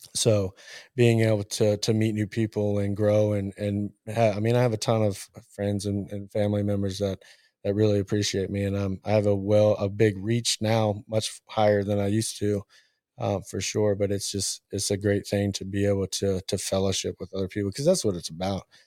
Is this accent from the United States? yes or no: yes; Richmond, Virginia, United States; moved away as an adult; also born or lived in Murray, Kentucky / Columbia, South Carolina / Kentucky; born in Murray, Kentucky. I was raised in Richmond, Virginia.